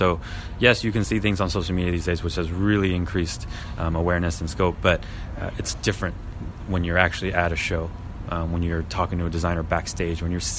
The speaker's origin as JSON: {"language": "English", "region": "New York", "country": "United States", "said": "You know, I'm from New York, so New York is definitely where I gathered a lot of inspiration."}